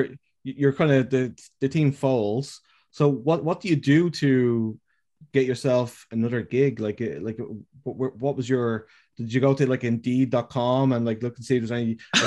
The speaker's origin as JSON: {"language": "English", "country": "Ireland", "said": "I'm from Ireland"}